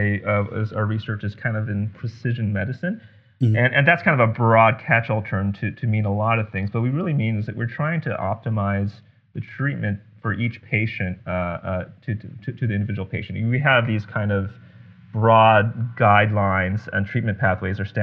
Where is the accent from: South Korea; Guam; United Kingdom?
Guam; moved away; growing up in Guam.